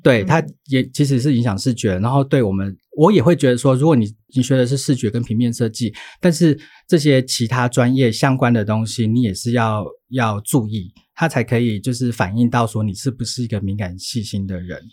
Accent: Taichung, Taiwan; moved away as an adult; also born or lived in Taipei; 我又在台北读书，因为我台中人

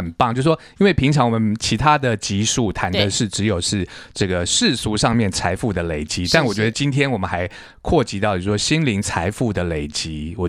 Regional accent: Hualien, Hualien County, Taiwan; 我是花莲人，

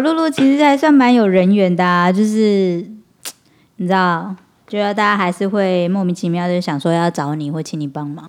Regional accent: Taiwan; accent: Taiwanese Mandarin; 我自己台湾国语有点严重

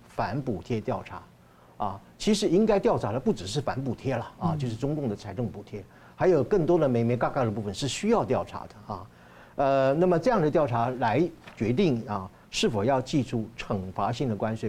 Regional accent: Taiwan; 我们台湾人觉得是我们住的是金窝银窝嘛

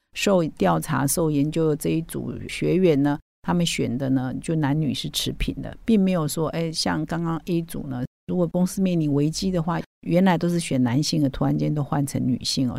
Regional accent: Taiwan; 我们台湾人

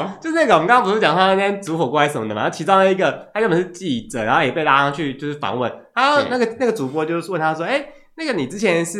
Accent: Taiwan; 因为我们是台湾人嘛

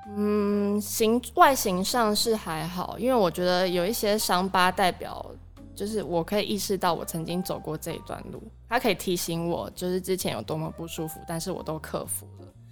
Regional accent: Tainan, Taiwan; moved away as an adult; also born or lived in Taipei; 因为我是台南人

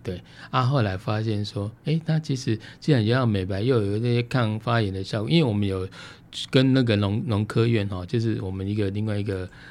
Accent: Taiwan; 我们台湾人

